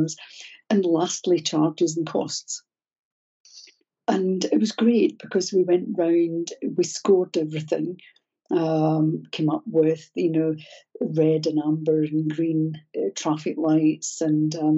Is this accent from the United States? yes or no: no; Scotland, United Kingdom; I'm Scottish